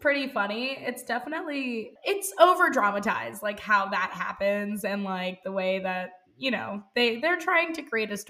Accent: India; I'm Indian, and in India, it's totally normal to have things like arranged marriages.

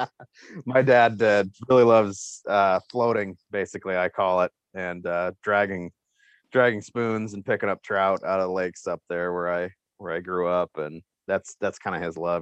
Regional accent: Bozeman, Montana, United States; moved away as an adult; also born or lived in Iowa; now in South Dakota, United States; I grew up actually in Bozeman, Montana

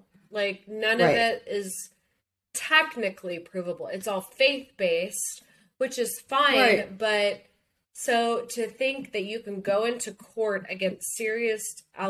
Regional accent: the Bible Belt, United States; growing up in the Bible Belt

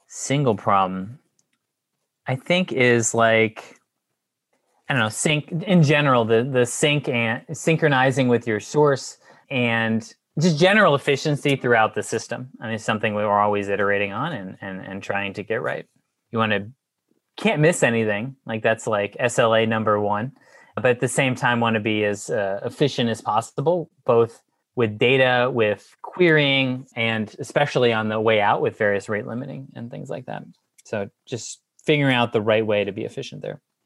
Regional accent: Houston, Texas, United States; also born or lived in Austin; I'm from Houston originally

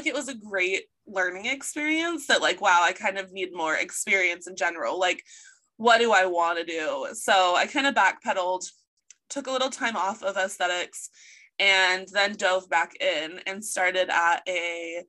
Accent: Chico, California, United States; my hometown, Chico

